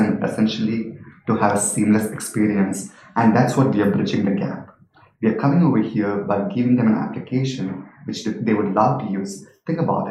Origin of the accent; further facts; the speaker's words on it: Saudi Arabia; I was born and raised in Saudi.